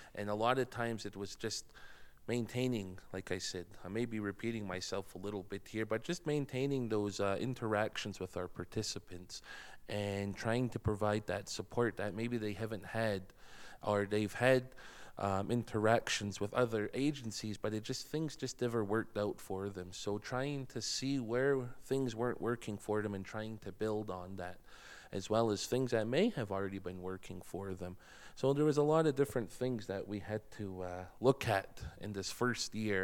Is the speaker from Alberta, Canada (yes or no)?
yes; Blood Reserve, Alberta, Canada; moved away as an adult; now in Lethbridge, Canada; I'm from the Blood Reserve. I was born and raised, and I've been living here in the city for a little over three years now.